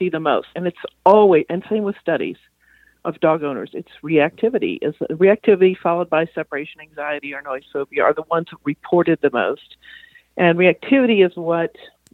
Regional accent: Texas, United States; moved away; I'm from Texas originally

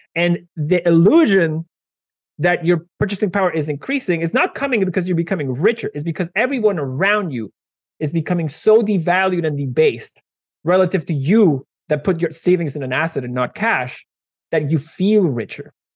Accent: Venezuela; moved away; I am originally from Venezuela

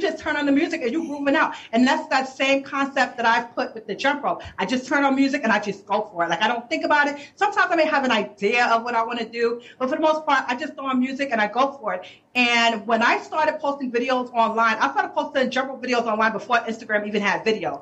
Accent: New York City, New York, United States; also born or lived in Brooklyn; I'm from the Bronx, born and mm-hmm. raised in Harlem

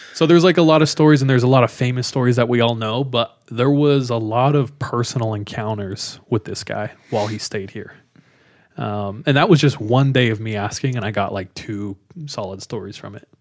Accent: California, United States; moved away as an adult; now in Utah, United States; I'm from California, grew up in California

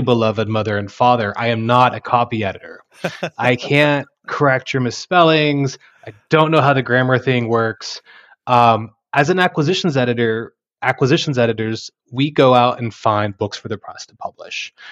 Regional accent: Texas Panhandle, United States; moved away as an adult; now in Oklahoma, United States; having grown up in Texas, Panhandle

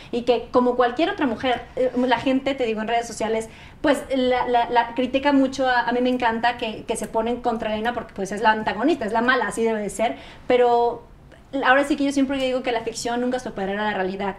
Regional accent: Mexico; como muchos mexicanos

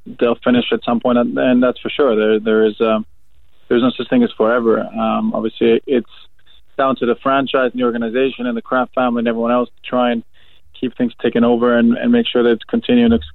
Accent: Canada; my teenage years, I grew up in Canada

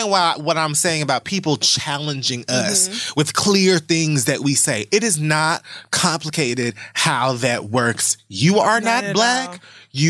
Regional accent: Miami, Florida, United States; I'm also from Miami

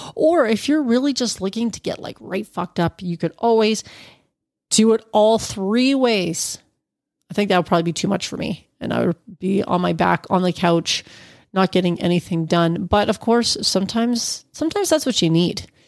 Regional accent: Ontario, Canada; he hails from my hometown

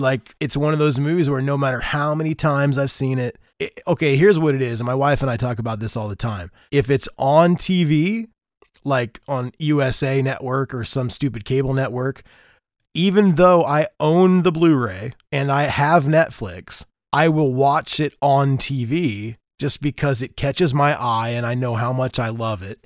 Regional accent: Indiana, United States; I'm from Indiana

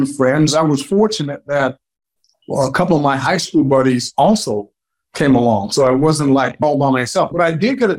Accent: Los Angeles, California, United States; also born or lived in Memphis, Tennessee / Crawfordsville, Arkansas; I talk about growing up in the inner city of Los Angeles

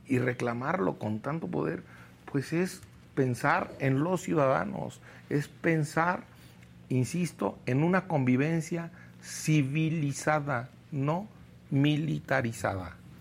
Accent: Quiroga, Michoacán, Mexico; yo soy de Quiroga, Michoacán

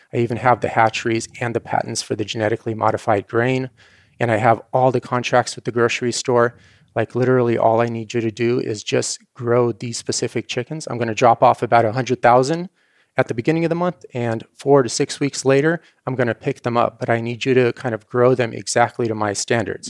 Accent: Ukraine; moved away; the kind of farm I grew up on in Ukraine

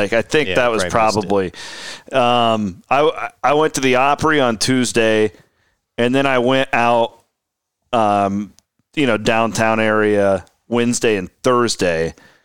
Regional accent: Iowa, United States; Growing up in Southwest Iowa, it was insufferable to be an Iowa or an Iowa State fan in that era

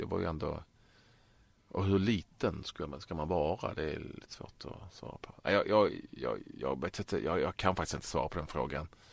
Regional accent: Malmö, Skåne, Sweden; jag är ju bördig från Malmö och uppväxt där

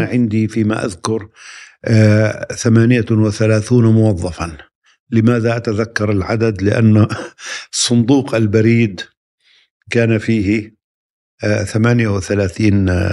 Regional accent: Palestine; moved away as an adult; also born or lived in London; عدت إلى بلدي فلسطين

